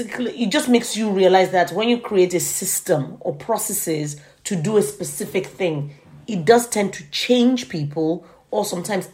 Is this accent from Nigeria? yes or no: yes; Nigeria; my cultural experience as a Nigerian